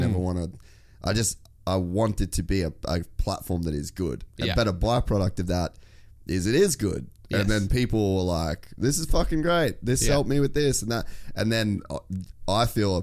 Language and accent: English; Cairns, Queensland, Australia; I'm from Cairns, which is even more of another fucking country